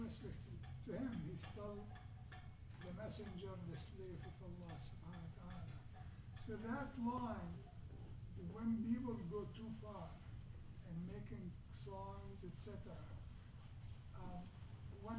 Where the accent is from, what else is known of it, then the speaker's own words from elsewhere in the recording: Syria; moved away; I came originally from Syria